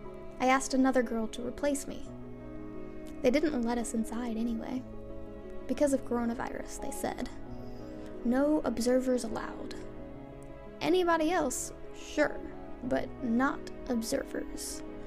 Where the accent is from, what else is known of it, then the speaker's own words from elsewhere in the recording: Grodno, Grodno Region, Belarus; I'm from Grodno. Grodno is like the west of Belarus. It's kind of like Belarusian Europe. There were Poles there before the war.